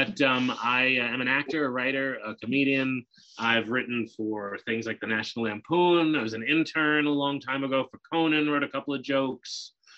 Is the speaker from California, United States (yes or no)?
no; South Hempstead, New York, United States; I was born on Long Island, the son of a postal worker and an artist, and they thrived in a hamlet called South Hempstead, near where both two of the biggest stars of all time have come from, Howard Stern and Eddie Murphy.